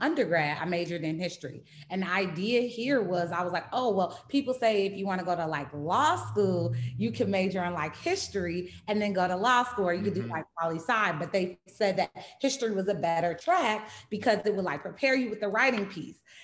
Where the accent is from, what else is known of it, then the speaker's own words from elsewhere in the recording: Charlotte, North Carolina, United States; also born or lived in California; now in Baltimore, United States; I grew up in Charlotte, North Carolina